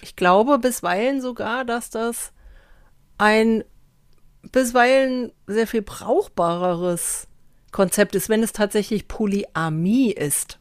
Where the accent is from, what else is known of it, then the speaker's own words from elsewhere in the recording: Germany; Ich sage Deutschland